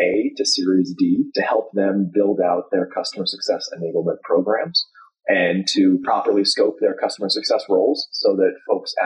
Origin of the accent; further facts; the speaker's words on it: the Bay Area, California, United States; I grew up in the Bay Area